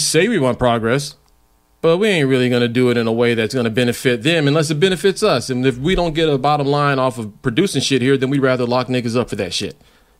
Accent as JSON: {"language": "English", "region": "Mississippi", "country": "United States", "tie": "born or raised there", "moved": "yes", "lives_now": "San Antonio, United States", "said": "Mississippi, where I grew up"}